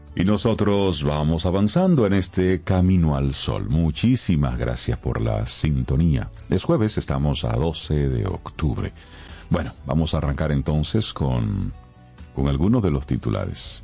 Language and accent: Spanish; Dominican Republic